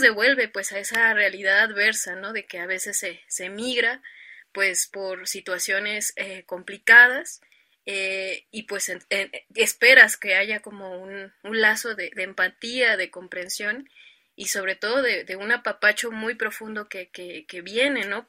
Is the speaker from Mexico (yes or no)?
yes; Mexico City, Mexico; yo soy originaria de un pueblo de aquí de la Ciudad de México que se llama San Luis Tlaxialtemalco